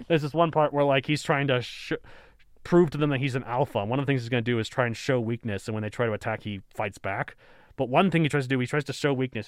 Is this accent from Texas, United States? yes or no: yes; Texas, United States; I grew up in Texas